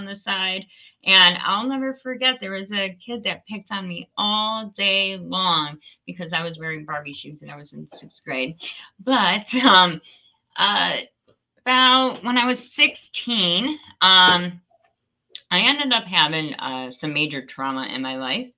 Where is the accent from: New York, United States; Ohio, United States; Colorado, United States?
Ohio, United States; Northeast; I am in Northeast Ohio, small town, Ashtabula. I'm like right up on Lake Erie, born and raised in Northeast Ohio.